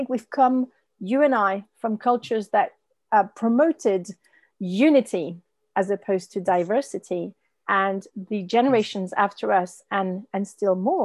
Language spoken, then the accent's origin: English; France; I was born French from French parents